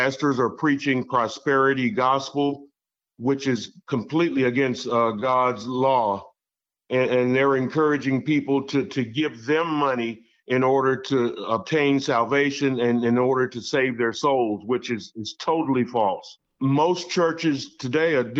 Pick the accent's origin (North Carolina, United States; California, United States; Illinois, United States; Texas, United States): Texas, United States; Fort Worth; my hometown in Fort Worth, Texas